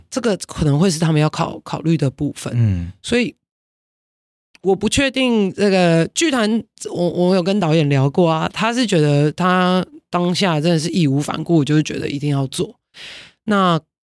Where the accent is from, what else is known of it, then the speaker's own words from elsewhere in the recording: Taiwan; 这是我们台湾人可以很骄傲，而且可以很安全做到的事情